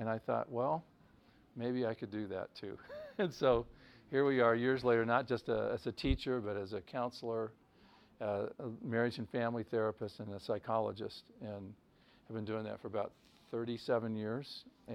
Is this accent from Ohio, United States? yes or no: yes; Akron, Ohio, United States; I'm from the Akron area.